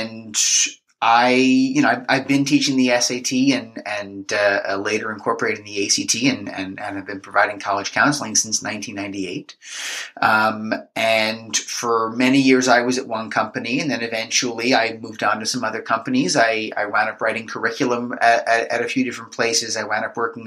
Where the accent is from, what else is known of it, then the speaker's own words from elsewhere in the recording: Marlboro, New Jersey, United States; I grew up in Marlboro.